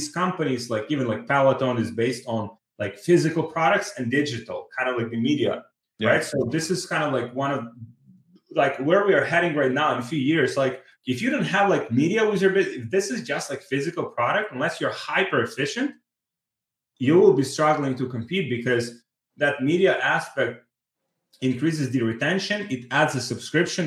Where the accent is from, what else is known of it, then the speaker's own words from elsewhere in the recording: Ukraine; moved away; I'm from Ukraine